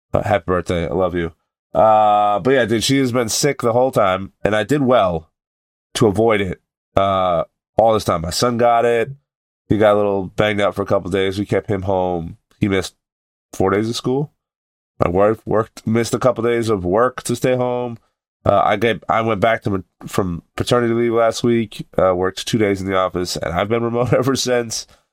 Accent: New England, United States; we're all from New England

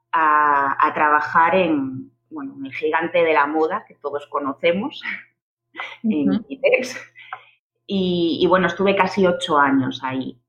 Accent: Galicia, Spain; moved away as an adult; also born or lived in Santiago de Compostela; now in Barcelona, Spain; soy gallega

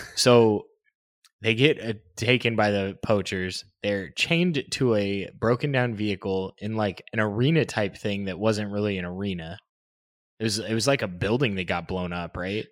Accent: United States

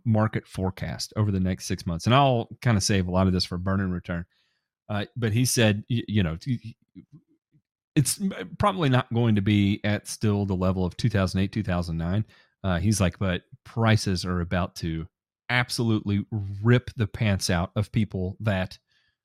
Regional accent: Tennessee, United States; also born or lived in Kentucky; I'm from Tennessee

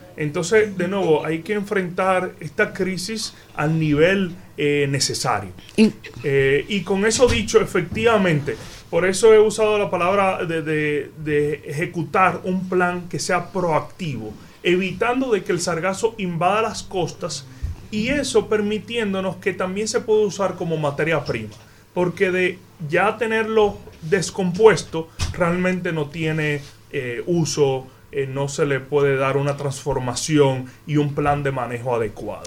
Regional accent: Dominican Republic; como dominicano

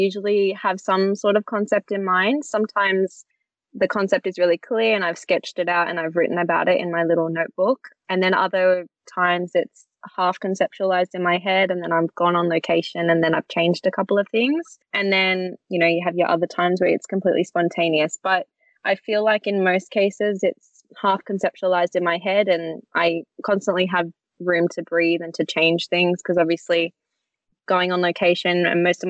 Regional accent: Sydney, New South Wales, Australia; I'm from Sydney, Australia

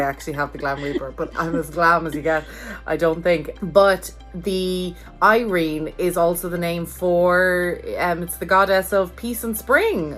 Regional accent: Ireland; now in United States; as an Irish person living in America

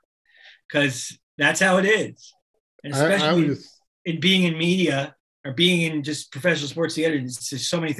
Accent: Miami, Florida, United States; I grew up in Miami

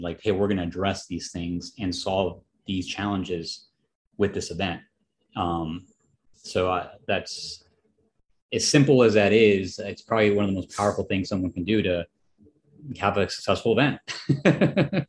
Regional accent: Chicago, Illinois, United States; it was in Chicago. And coincidentally, it was my hometown

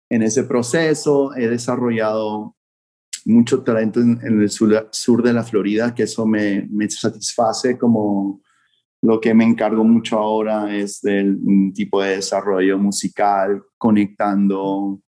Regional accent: Vancouver, British Columbia, Canada; moved away as an adult; now in Miami, United States; fue cuando me mudé a estudiar college aquí a Miami. Vine de Vancouver a Miami y era como mi segundo año de universidad

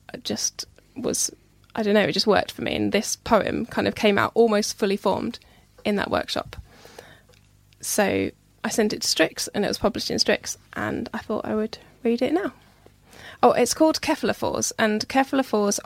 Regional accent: Hertfordshire, East of England, United Kingdom; moved away as an adult; also born or lived in Nottingham; now in Wetherby, United Kingdom; I grew up in Hertfordshire

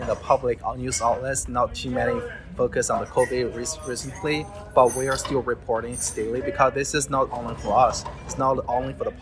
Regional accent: China; now in United States; I'm originally come from China. So I have my friends and families, relatives, they live in China.

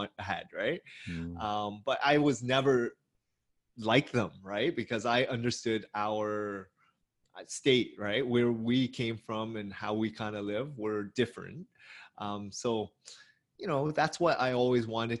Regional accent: Hamilton, Ontario, Canada; I grew up in Hamilton, which is an hour away from Toronto

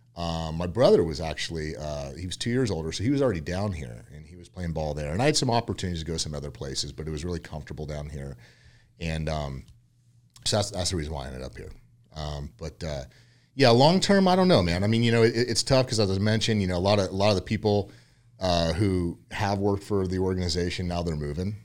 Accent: Yucca Valley, California, United States; also born or lived in Westlake, California; I was born and raised in California, um, originally from a little small town called Yucca Valley out near Palm Springs

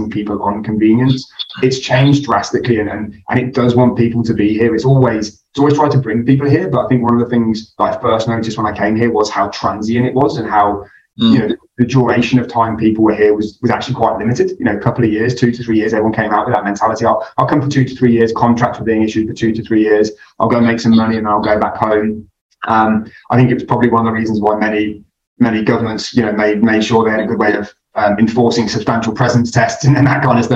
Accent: United Kingdom; moved away as an adult; now in Dubai, United Arab Emirates; I'm originally from the country, for all intents and purposes, in the UK. I come from the very green hills of the Midlands in the UK

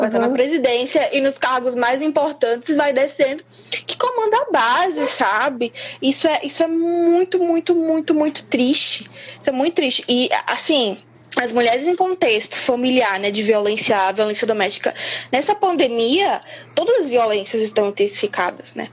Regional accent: Vitória de Santo Antão, Pernambuco, Brazil; moved away as an adult; now in São Paulo, Brazil; Eu, eu atualmente faz pouco mais de dois anos que eu tô morando em São Paulo, mas eu sou do interior de Pernambuco, da cidade de Vitória de Santo Antão

